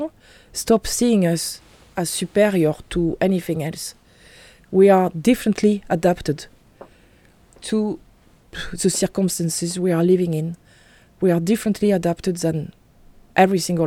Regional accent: France; I'm French, I'm from Europe.

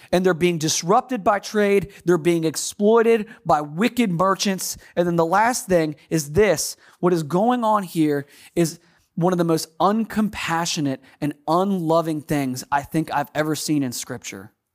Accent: United States; accent: American; my American accent

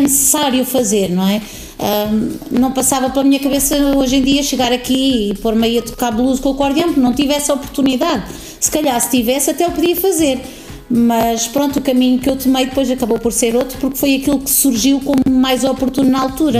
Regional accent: Tiel, Netherlands; now in Alcobaça, Portugal; Nasci na Holanda, numa cidade uhum. pequenina no interior da, da Holanda

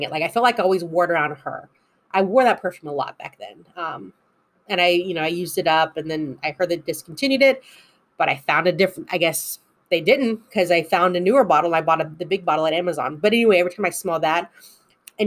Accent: United States; I know I'm American

